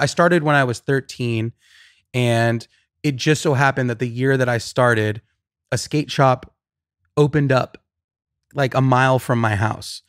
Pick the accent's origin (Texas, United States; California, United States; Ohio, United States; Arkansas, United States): California, United States; Riverside; now in Los Angeles, United States; I grew up in Riverside